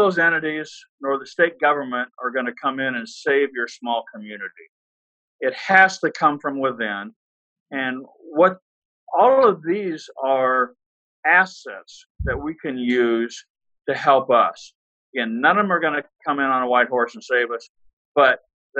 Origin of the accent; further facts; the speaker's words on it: Austin, Texas, United States; I came from Austin, Texas, and absolutely love Austin.